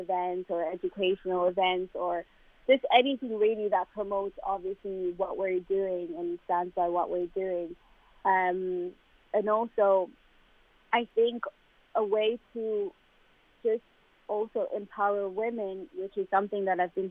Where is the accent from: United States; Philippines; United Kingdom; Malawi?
Malawi; moved away; where I'm from Malawi